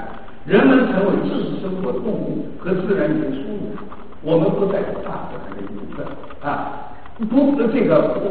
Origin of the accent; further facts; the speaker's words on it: China; 当第一次世界大战，我们中国人对西方文明概念开始警惕是第一次世界大战。